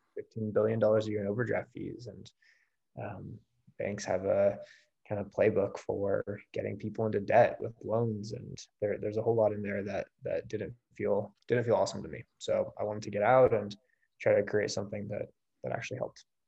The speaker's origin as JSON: {"language": "English", "region": "California", "country": "United States", "tie": "born or raised there", "moved": "yes", "said": "I grew up in California."}